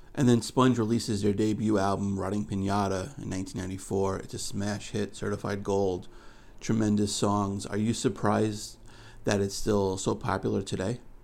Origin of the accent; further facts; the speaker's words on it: New York City, New York, United States; in Queens, my hometown